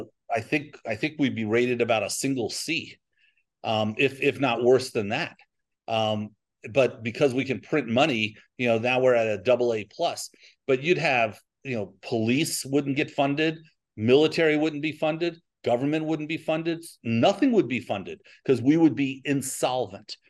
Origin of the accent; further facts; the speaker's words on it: New York, United States; now in Texas, United States; I'm from New York